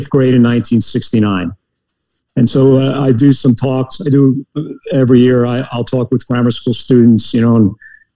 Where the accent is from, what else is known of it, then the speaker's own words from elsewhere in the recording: New Milford, New Jersey, United States; moved away as an adult; I grew up in northeast New Jersey, the most northeastern county in New Jersey, in a little town called New Milford